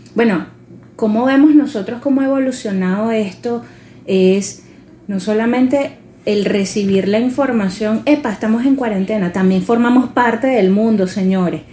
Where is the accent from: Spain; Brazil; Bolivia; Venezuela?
Venezuela; nosotros le colocamos como venezolanos